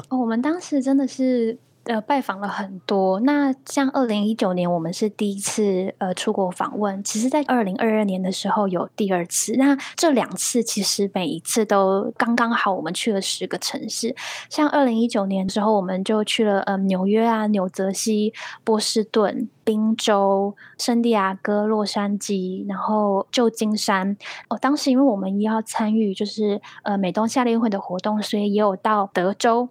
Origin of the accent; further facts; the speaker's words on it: Taiwan; 可是为什么我身为一个台湾人，我却完完全全不知道这件事情？